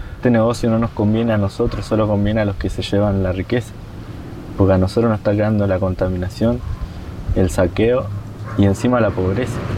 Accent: Lof Nehuen Mapu, Traunco, Neuquén, Argentina; del Lof Nehuen Mapu de la zona del Traunco de la Confederación Mapuche de Neuquén

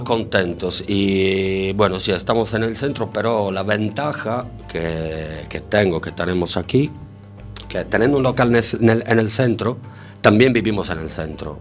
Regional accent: Sardinia, Italy; Spanish is a second language; moved away as an adult; now in A Coruña, Spain; Nací en Sardeña, en la isla de Sardegna, la más bonita del mundo.

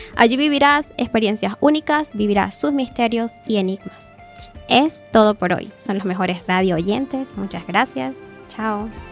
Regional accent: Canaima, Bolívar, Venezuela; now in A Coruña, Spain; mi tierra natal, Canaima.

